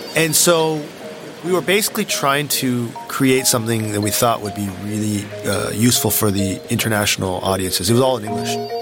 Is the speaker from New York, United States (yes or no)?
no; Palo Alto, California, United States; moved away as an adult; now in China; I grew up in Palo Alto